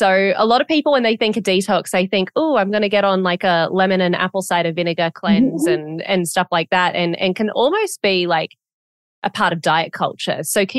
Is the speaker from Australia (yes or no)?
yes; Australia; now in United States; I was born in America and I grew up in Australia.